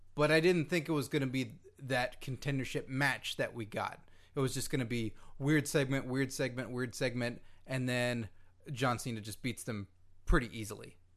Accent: Carrollton, Texas, United States; fellow Texan myself

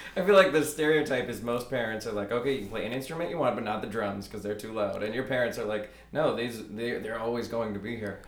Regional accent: Fort Worth, Texas, United States; my hometown

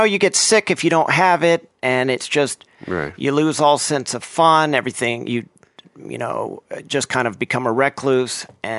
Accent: Oklahoma, United States; born there; also born or lived in Texas; now in Los Angeles, United States; I was born in Oklahoma. I lived in Texas for quite a while and moved around a lot. And for, you know, all of my adult life, I've been in Los Angeles.

